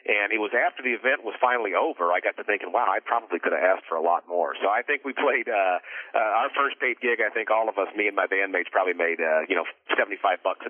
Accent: Spokane, Washington, United States; moved away as an adult; also born or lived in Lewisville, Texas; I was born in Lewisville, Texas, but at a very, very young age, due to my father's job, that moved us up to the Pacific Northwest, up to Spokane, Washington. And so from the age of 5 to 19, that's where I live. So that to me is home, Spokane, Washington

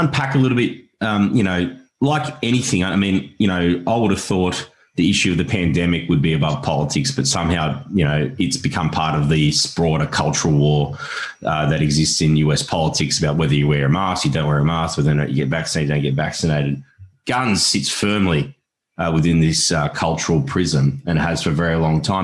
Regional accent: Australia; as an Australian

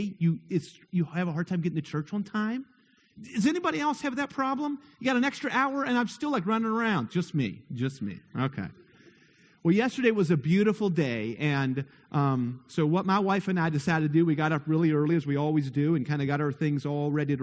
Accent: near Moorefield, West Virginia, United States; I grew up very near Moorefield

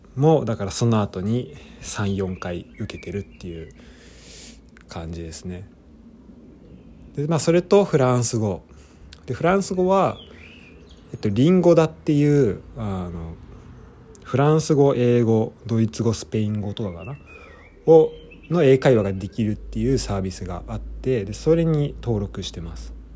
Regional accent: Japan; moved away as an adult; also born or lived in France; 日本で普通に、えー、生まれ育って

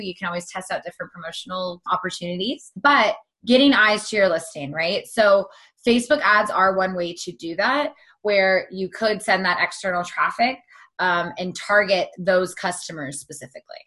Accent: Southern California, United States; also born or lived in Pittsburgh; I'm from Southern California.

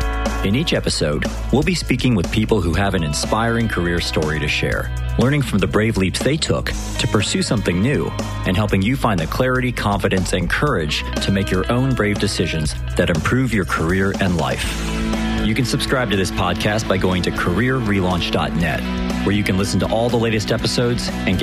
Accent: Springfield, Missouri, United States; going all the way back to my days growing up in my hometown of Springfield, Missouri.

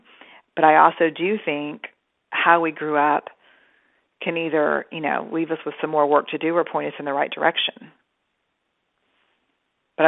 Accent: Texas, United States; I'm Texan. I was raised in a very kind of, you know, tough, suck it up, soldier on.

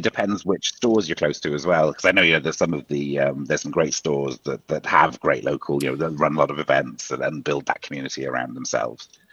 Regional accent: Wales, United Kingdom; now in Ireland; I'm from Wales originally, and I'm living in Ireland at the moment.

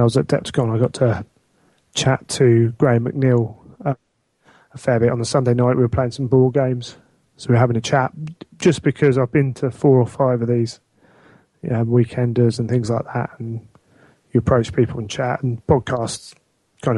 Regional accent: England, United Kingdom; I happen to be English.

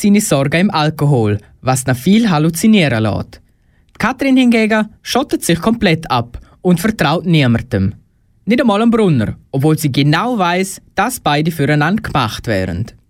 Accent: Graubünden, Switzerland; Für mich als Bündner

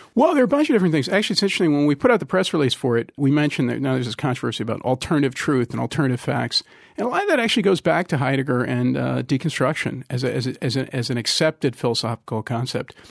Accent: Trenton, New Jersey, United States; I'm from Trenton

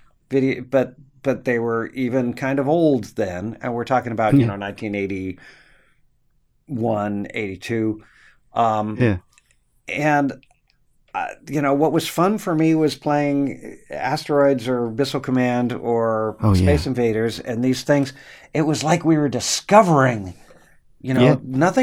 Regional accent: Coronado, California, United States; also born or lived in Los Angeles / Texas; I'm actually from Coronado, San Diego

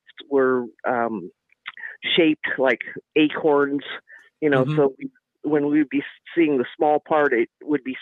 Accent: Seattle, Washington, United States; now in Roswell, United States; I grew up in Seattle

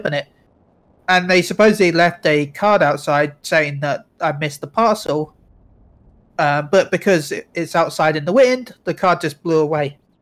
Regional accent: England, United Kingdom; I'm British

